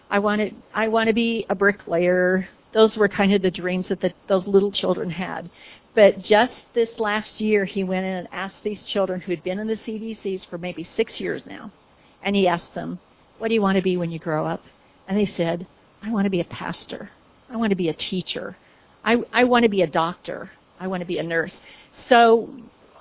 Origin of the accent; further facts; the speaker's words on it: Oregon, United States; I'm from Oregon